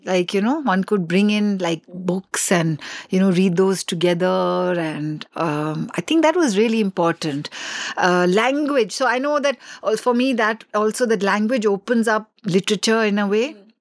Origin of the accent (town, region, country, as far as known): Delhi, India; born or raised there; first language English; also born or lived in Assam